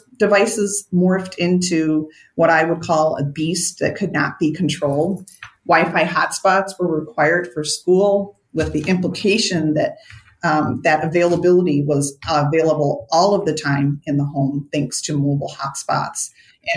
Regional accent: Minnesota, United States; I'm a Minnesotan

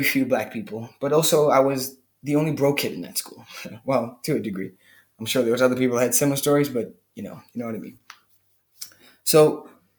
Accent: Cape Town, Western Cape, South Africa; I'm from Cape Town, South Africa

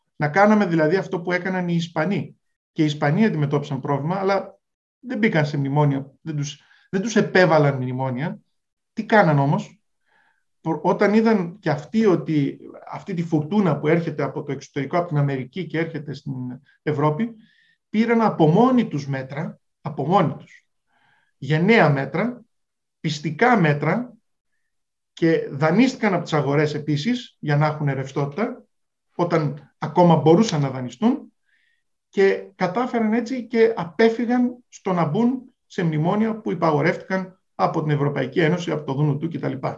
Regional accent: Greece; δουλεύαμε ως Έλληνες

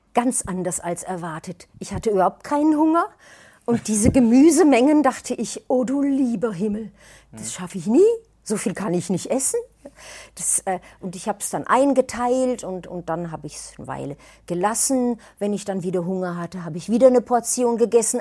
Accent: Würzburg, Bavaria, Germany; Ich komme aus Würzburg

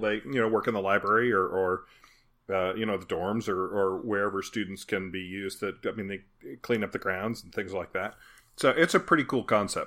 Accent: Mount Sterling, Kentucky, United States; We had a festival in my hometown in Kentucky of Mount Sterling called Courthouse Days

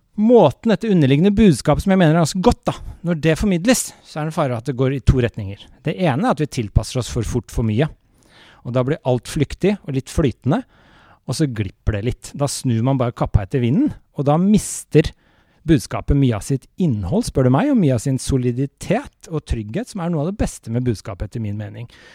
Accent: Norway; jeg vokste opp med den i Norge

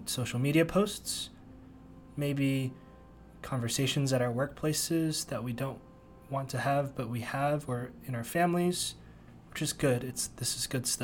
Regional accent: Bay Area, California, United States; moved away; also born or lived in Princeton, New Jersey; I grew up in the Bay Area

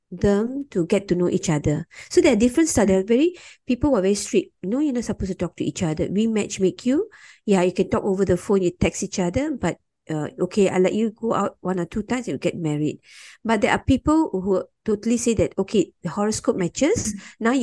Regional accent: India; I'm Marat Tamil and I'm Indian, you know, I can speak Tamil.

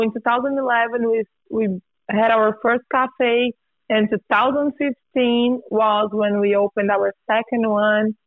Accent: Brazil; now in Bay Area, United States; I was born in Brazil, and I came to the U.S. 13 years ago, almost 14

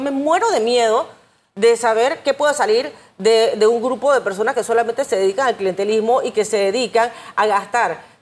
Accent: Panama; como panameña

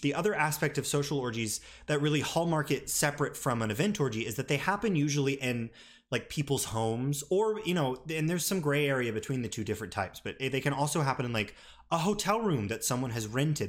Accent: a small city in the South, United States; moved away; I was back home in my hometown

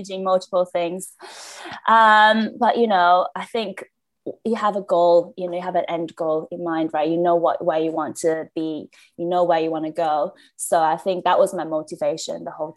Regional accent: Shenzhen, Guangdong, China; moved away as an adult; now in London, United Kingdom; I grew up in China, in Shenzhen

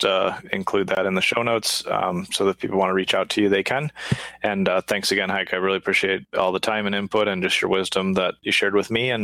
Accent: United States; I was born in the States, you know, and grew up here

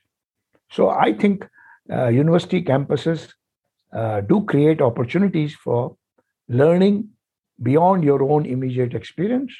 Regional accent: India; first language Hindi; English is a second language; I went from a reasonably very local high school with my mother tongue Hindi to a nationally important Indian Institute of Technology

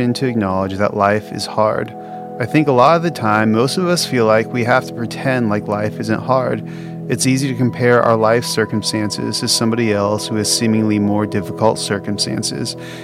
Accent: Southern California, United States; now in Texas, United States; I grew up in Southern California, where the grass used to be perpetually green

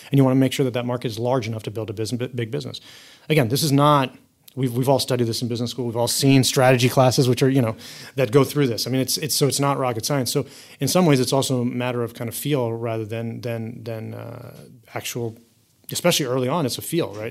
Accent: United States; I've grown up most of my life in the U.S.

